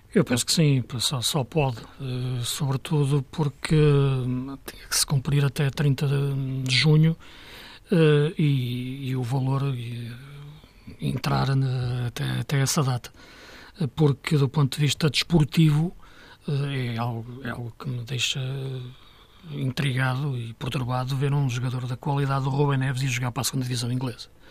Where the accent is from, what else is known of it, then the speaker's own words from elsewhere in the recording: Portugal; sendo português